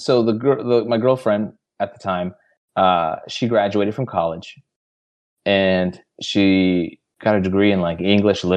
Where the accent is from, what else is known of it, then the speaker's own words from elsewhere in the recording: Glendale, California, United States; moved away as an adult; also born or lived in Sydney, Australia; I basically just stayed in Los Angeles my entire life. I was born in Glendale. Right. And so I was just basically LA my entire life